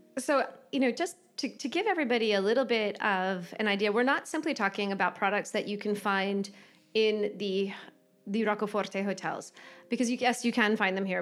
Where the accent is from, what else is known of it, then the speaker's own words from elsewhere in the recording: United States; accent: American; my American accent